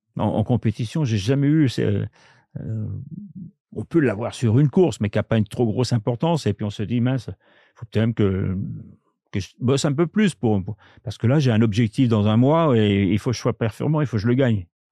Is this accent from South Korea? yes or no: no; France; chez nous en France